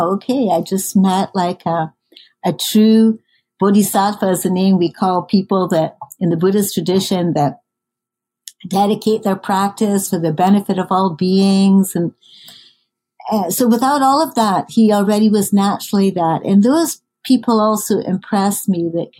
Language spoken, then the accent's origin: English; Scotland, United Kingdom; moved away; I grew up in Scotland